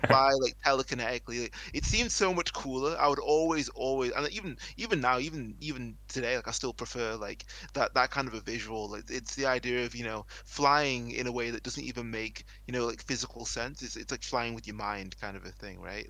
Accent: England, United Kingdom; here in England

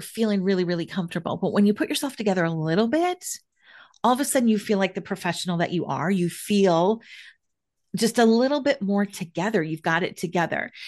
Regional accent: Minneapolis-St. Paul area, Minnesota, United States; moved away as an adult; also born or lived in Washington, D.C. area; I am back in somewhat rural, like exurb kind of Minneapolis, St. Paul area

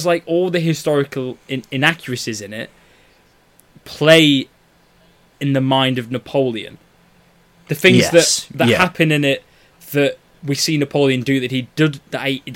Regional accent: United Kingdom; I'm British

